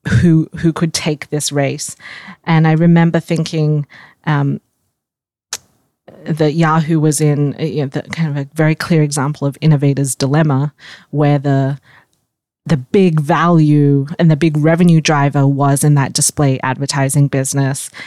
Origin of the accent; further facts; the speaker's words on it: Australia; moved away as an adult; also born or lived in Singapore; now in United States; I was born in Singapore. I grew up in Australia and moved to the U S